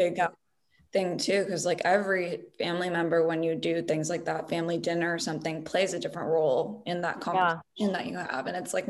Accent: Arizona, United States; being I came from Arizona

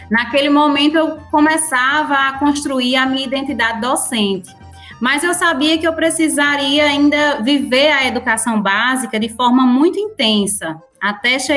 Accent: Currais Novos, Rio Grande do Norte, Brazil; also born or lived in Acari; Eu nasci em Acari, mas fui criada sempre no município de Currais Novos.

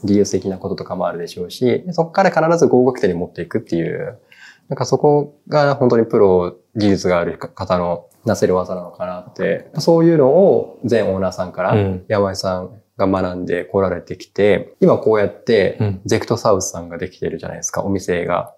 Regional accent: Kagoshima, Japan; moved away; 僕は鹿児島出身なので、なんか鹿児島にいた時

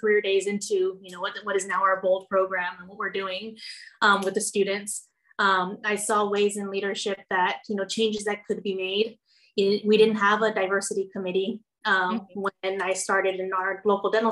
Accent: Rio Grande Valley, Texas, United States; growing up in the Valley and knowing Spanish and being Hispanic

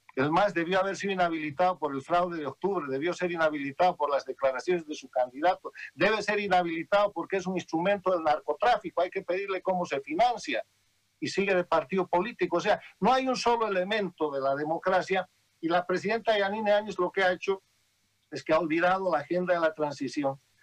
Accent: Bolivia; moved away as an adult; now in United States; Yo soy un boliviano.

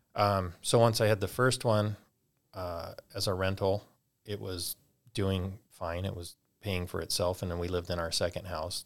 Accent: California, United States; moved away as an adult; now in North Idaho, United States; we're originally from California, so that's where that all started. When we moved to North Idaho, little over two years ago

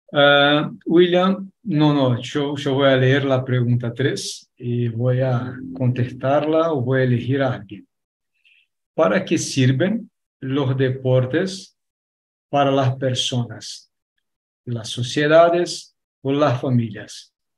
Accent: Argentina; accent: Argentine; mi acento es un acento argentino

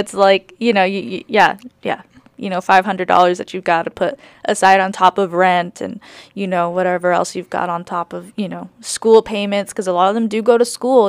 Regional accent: California, United States; moved away; also born or lived in New York; I grew up in California too

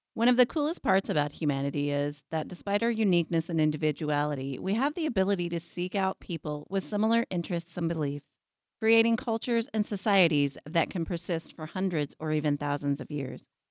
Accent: Abilene, Kansas, United States; growing up as a white girl in Abilene, Kansas

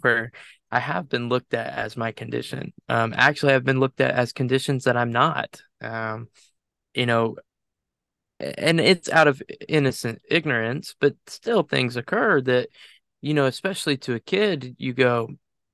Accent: Enterprise, Alabama, United States; I'm from Enterprise, so it's about 30-ish minutes away from where I'm at.

